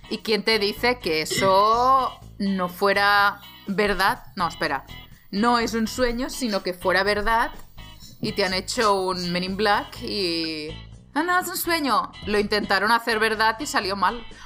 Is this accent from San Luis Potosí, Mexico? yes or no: no; Puebla, Mexico; Yo, es que vengo de Puebla, de Puebla, ¿eh?